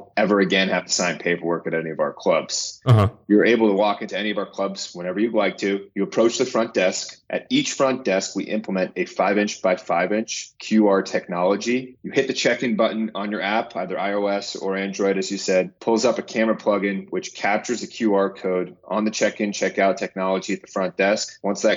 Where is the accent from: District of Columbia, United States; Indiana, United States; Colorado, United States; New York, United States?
New York, United States; I'm actually a New Yorker myself. I'm from here, live and breathe in New York